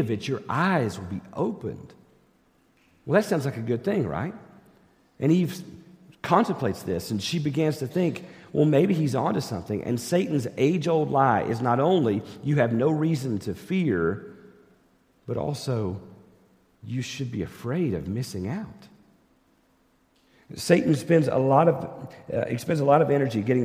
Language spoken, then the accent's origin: English; East Tennessee, United States; I grew up in East Tennessee, and I grew up going fishing in the rivers of East Tennessee with my dad